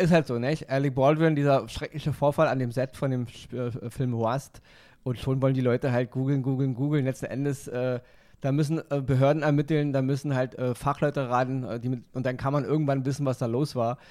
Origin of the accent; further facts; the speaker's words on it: Berlin, Germany; ich komme aus dem Westen, ja. Also mhm. groß geworden in West-Berlin